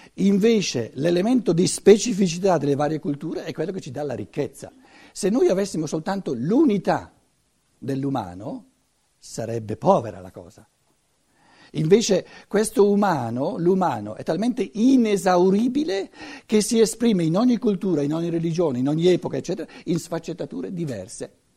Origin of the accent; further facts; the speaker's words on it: Italy; Essere italiano, essere cattolico, essere cristiano, se volete, non è questione di conquista per noi. Ci siamo cresciuti dentro.